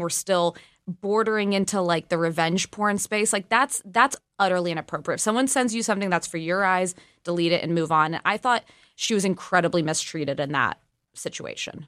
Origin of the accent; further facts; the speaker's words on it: California, United States; now in Washington, D.C., United States; as a Californian.